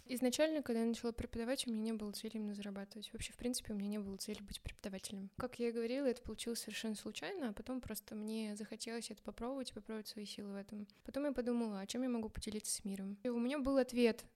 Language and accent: Russian; Samara, Samara Oblast, Russia; moved away as an adult; now in Moscow, Russia; я как бы из Самары, я в Самаре была